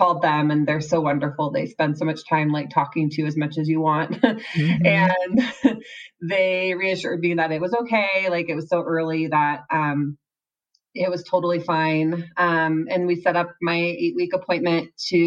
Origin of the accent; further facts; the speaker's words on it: Seattle, Washington, United States; moved away as an adult; now in Utah, United States; I am from the Seattle area, but I recently moved to Utah